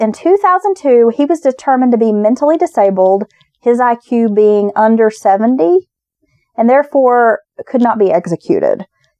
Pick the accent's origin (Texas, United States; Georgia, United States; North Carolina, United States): North Carolina, United States; Maggie Valley; Maggie Valley is my hometown.